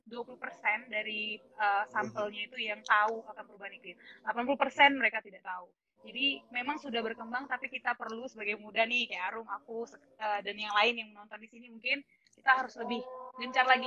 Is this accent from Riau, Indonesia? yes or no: yes; Riau, Indonesia; Karena aku kan dari Riau